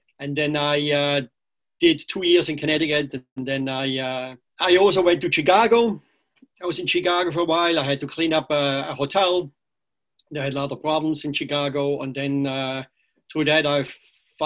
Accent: Switzerland; English is a second language; moved away as an adult; also born or lived in Bermuda; now in United States; I was born and raised in Switzerland

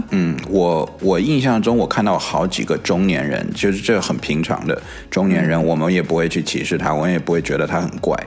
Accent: United States; 因为我从小就在美国那个长大嘛

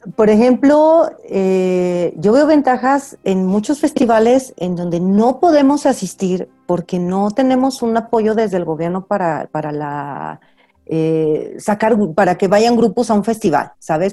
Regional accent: Aguascalientes, Mexico; yo soy de Aguascalientes y siempre estoy muy atenta a, a lo que se hace en Aguascalientes

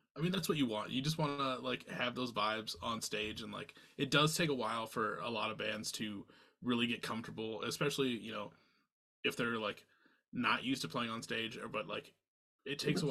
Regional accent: Iowa, United States; I'm from Iowa

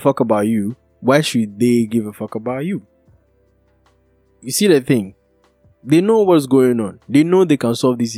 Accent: Kumasi, Ashanti, Ghana; I'm from Kumasi

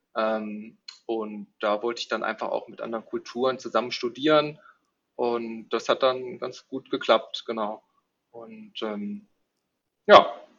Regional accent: Neuss, North Rhine-Westphalia, Germany; moved away as an adult; also born or lived in Netherlands; now in Berlin, Germany; ursprünglich komme ich aus Neuss. Ähm, das äh, ah, liegt ja, quasi so ein bisschen zwischen Düsseldorf und Köln. Mhm. Und ähm, da bin ich auch äh, aufgewachsen

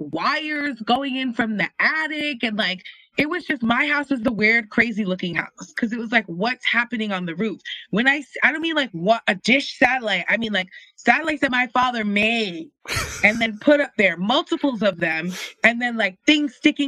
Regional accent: New York City, New York, United States; I'm from Queens

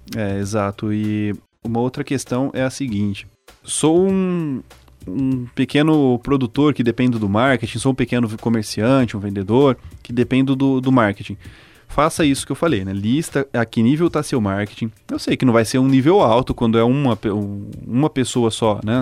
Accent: Cianorte, Paraná, Brazil; Eu sou de Cianorte

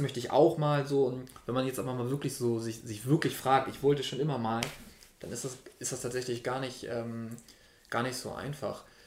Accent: Hamburg, Germany; Ich bin zwar nicht direkt in Hamburg geboren, sondern knapp daneben, aber habe dann schon meine Kindheit in, in Hamburg verbracht

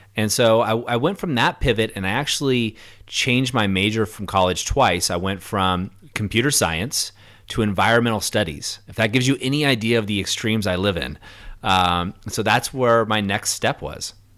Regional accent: Orange County, California, United States; I grew up in Orange County, which is you know no more suburbia

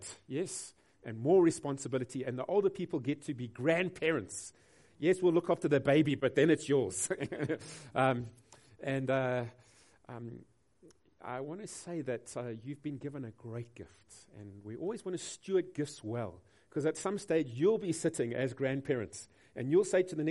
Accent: Durban, KwaZulu-Natal, South Africa; we come from Durban

